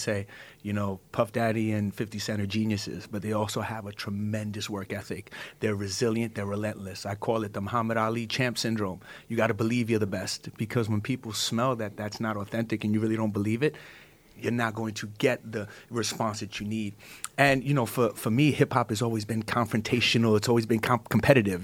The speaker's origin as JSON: {"language": "English", "town": "New York City", "region": "New York", "country": "United States", "said": "I come from the hood. I come from East New York, Starry City, Brooklyn"}